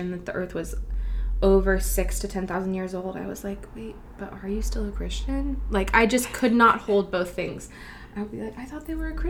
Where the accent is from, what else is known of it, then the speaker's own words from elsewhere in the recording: Vancouver, British Columbia, Canada; I was born and raised in Vancouver my whole life